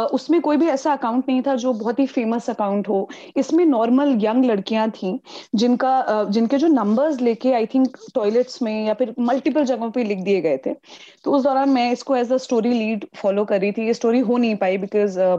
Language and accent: Hindi; Delhi, India; मैं दिल्ली की रहने वाली हूँ मैं दिल्ली में वोट देती हूँ मैं दिल्ली के साउथ ईस्ट डिस्ट्रिक्ट की रहने वाली हूँ